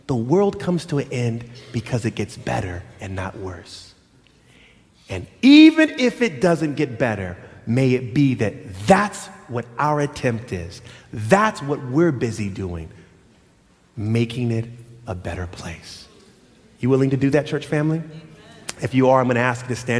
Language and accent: English; Loma Linda, California, United States; I grew up in Loma Linda